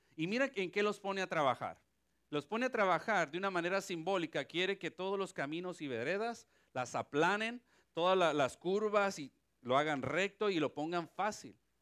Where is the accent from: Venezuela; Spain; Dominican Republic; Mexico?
Mexico; now in Ponce, Puerto Rico; Soy mexicano y tengo sangre de Pancho Villa.